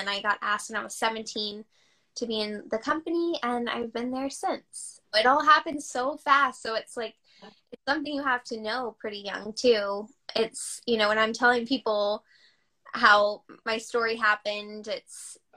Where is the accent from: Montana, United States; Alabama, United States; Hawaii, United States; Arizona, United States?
Alabama, United States; Mobile; now in New York, United States; I'm originally from Mobile, Alabama